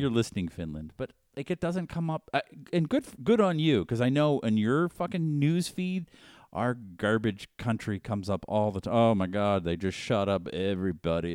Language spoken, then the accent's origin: English; Boston, Massachusetts, United States; I grew up in Boston, and all we were taught in high school, in elementary through high school, was England bad.